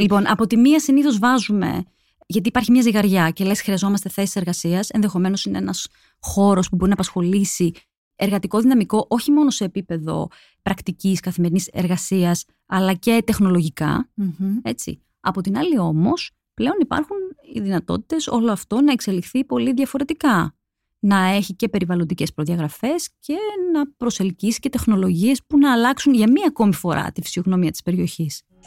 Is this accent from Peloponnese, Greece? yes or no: yes; Mani, Peloponnese, Greece; κατάγομαι από τη Μάνη